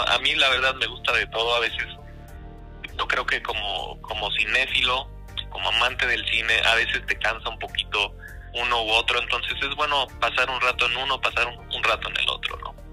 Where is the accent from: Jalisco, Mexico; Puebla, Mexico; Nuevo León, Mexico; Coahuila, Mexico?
Puebla, Mexico; moved away as an adult; now in Vancouver, Canada; yo nací, crecí en México, de hecho soy de Puebla